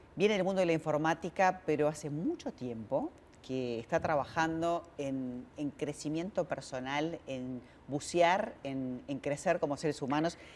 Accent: Argentina; en un país como el nuestro, como la Argentina, de inmigrantes

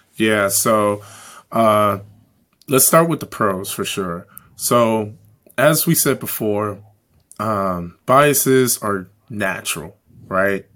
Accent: Chicago, Illinois, United States; growing up in Chicago

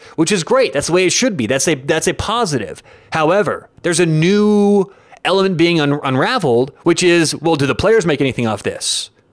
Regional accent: Denver, Colorado, United States; I am from Denver

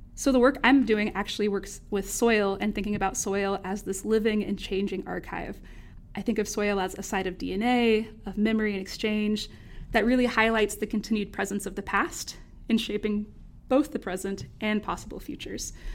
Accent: North Carolina, United States; accent: Southern; also born or lived in Winston-Salem, North Carolina; growing up in the Southern U S

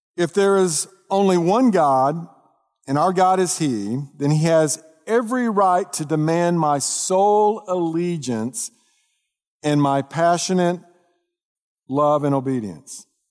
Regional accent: Dallas, Texas, United States; I grew up in the North Dallas area

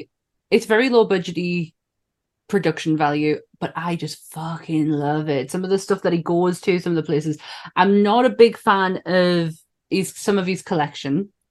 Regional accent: Sunderland, North East England, United Kingdom; I'm from Sunderland and we're nowhere near Liverpool

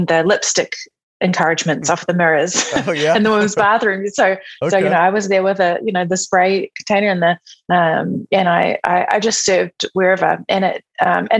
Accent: New Zealand; moved away as an adult; I'm from New Zealand. So I was living in New Zealand.

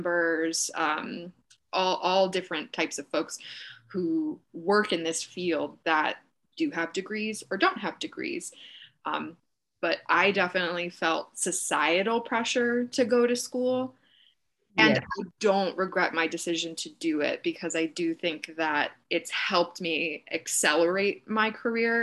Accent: Oyster Bay, New York, United States; also born or lived in Syracuse; now in New York City, United States; I grew up just outside of New York City on Long Island in a small town called Oyster Bay.

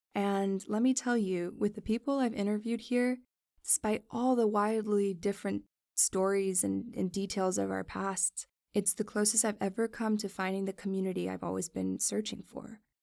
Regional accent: Miami, Florida, United States; also born or lived in New York City; I was born in New York City and raised in Miami, Florida

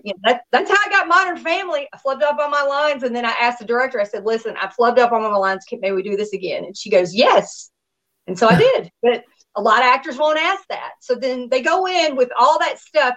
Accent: Nashville, Tennessee, United States; also born or lived in Miami, Florida; now in Los Angeles, United States; my hometown, my stomping ground is Tennessee

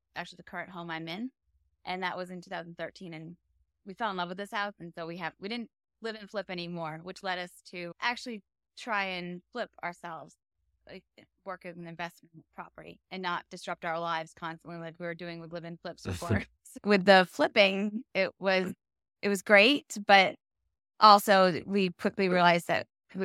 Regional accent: Vermont, United States; moved away as an adult; now in Fort Lauderdale, United States; I was born and raised in Vermont, but I now live in Fort Lauderdale, Florida. Been here since 2006.

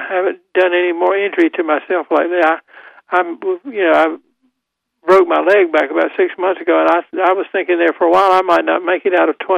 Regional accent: Goldsboro, North Carolina, United States; I'm from Goldsboro, so I used to go through Clayton when it was nothing but a, a shell station.

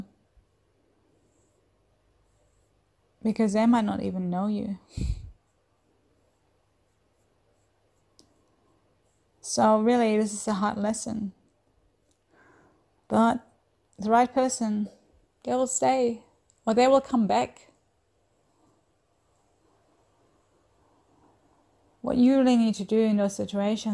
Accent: Germany; moved away as an adult; now in Australia; I'm originally from Germany. I have lived in Australia for the last 10 plus years

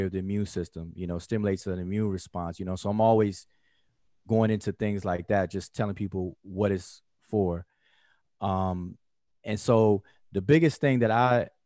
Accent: Washington, District of Columbia, United States; now in Georgia, United States; I'm from Washington, D.C., at the DMV.

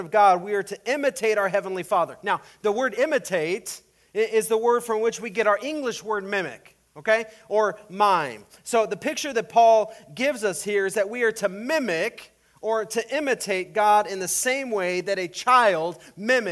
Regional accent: El Paso, Texas, United States; now in Iowa, United States; when I was growing up in El Paso

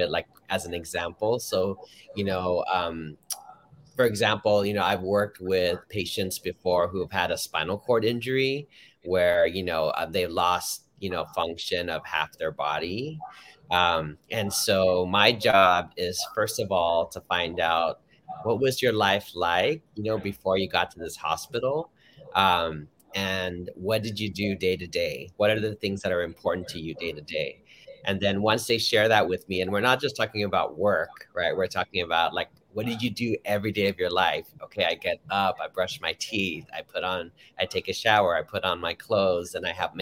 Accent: Los Angeles, California, United States; I grew up in Harbor City, like right next to the 110

